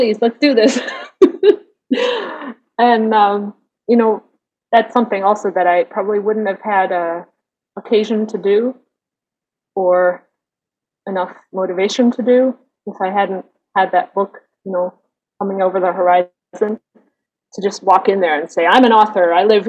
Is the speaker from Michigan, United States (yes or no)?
yes; Michigan, United States; first language English and German; moved away as an adult; also born or lived in New Zealand / Canada / southern Germany; now in Germany; I'm originally from Michigan, so the northern part of the United States, Great Lakes states